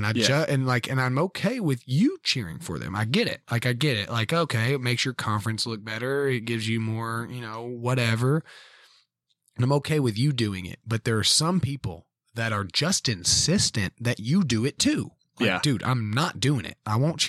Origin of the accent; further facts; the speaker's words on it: Tennessee, United States; I'm from Cheatham County.